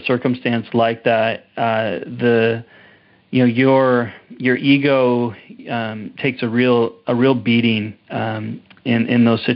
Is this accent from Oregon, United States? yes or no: yes; Portland, Oregon, United States; moved away as an adult; also born or lived in Redding, California; now in Canada; I was born in Redding, California, and then my mom moved to Portland, Oregon. So I grew up in Portland